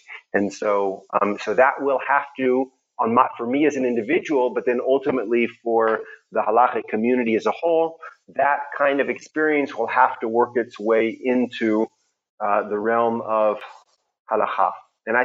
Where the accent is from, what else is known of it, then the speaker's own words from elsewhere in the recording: Houston, Texas, United States; Even though I was brought up in Houston, Texas, where there's obviously a lot of deeply observant religious, especially Christians, the immediate milieu in which I grew up tended to be very, very hyper intellectual.